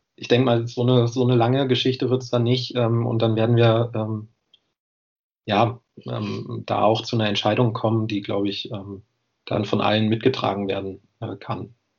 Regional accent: Göttingen, Lower Saxony, Germany; moved away as an adult; now in Jena, Germany

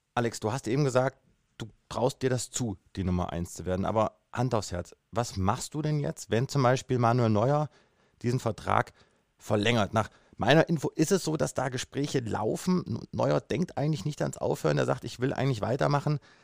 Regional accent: Kassel, Hesse, Germany; Ich bin ja gebürtig aus Kassel

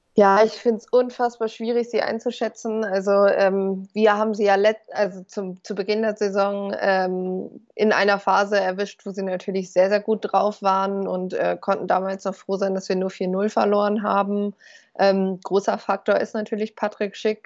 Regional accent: North Rhine-Westphalia, Germany; Ich komme aus Ostwestfalen

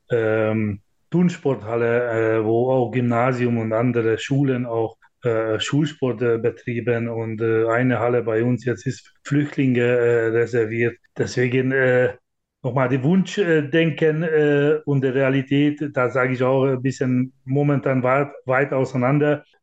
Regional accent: Hungary; German is a second language; now in Germany; ich komme aus Ungarn, da kenne ich sehr gut, da wird 90 Prozent alles vom Staat finanziert

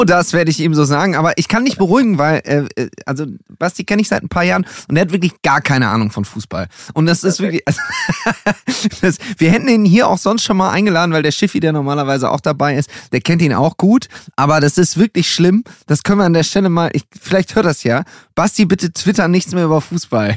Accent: Düsseldorf, North Rhine-Westphalia, Germany; ich komme aus Düsseldorf

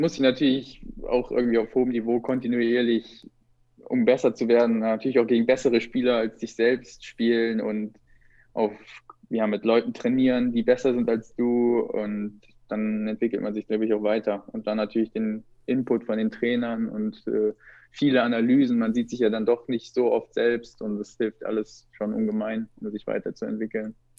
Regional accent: Kassel, Hesse, Germany; moved away; ich komme aus Nordhessen, aus Kassel, da ist ja bis heute nichts

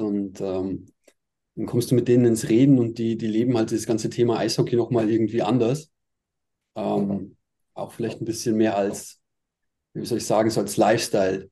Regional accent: Altötting, Bavaria, Germany; also born or lived in Ostwestfalen, North Rhine-Westphalia; now in Ingolstadt, Germany; bin mit äh, sechs Jahren nach Aldötting gezogen

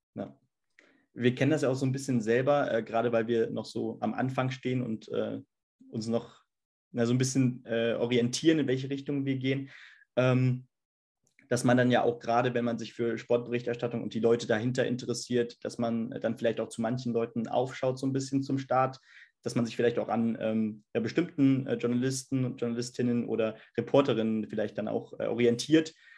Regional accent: Hesse, Germany

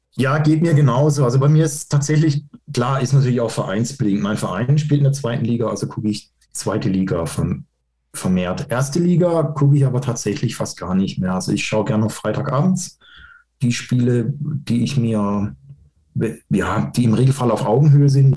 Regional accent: Karlsruhe, Baden-Württemberg, Germany; ich bin Karlsruhe und mein Papa hat mich ins Stadion genommen

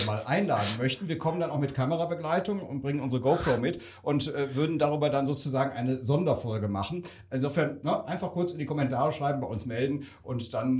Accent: Rhineland, Germany; komme ich auch aus dem Rheinland

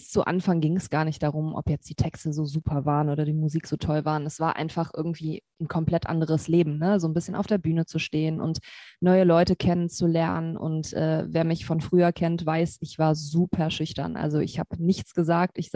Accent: Cologne, North Rhine-Westphalia, Germany; born there; now in Wermelskirchen, Germany; Singer-Songwriterin, ähm, komme gebürtig aus Köln, wohne im Moment so im Bergischen Land bei Wermelskirchen.

